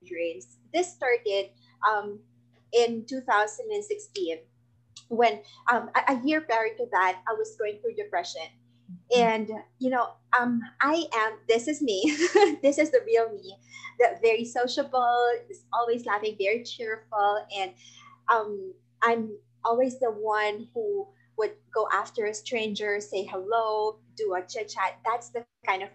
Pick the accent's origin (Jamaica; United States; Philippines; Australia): Philippines; I'm from the Philippines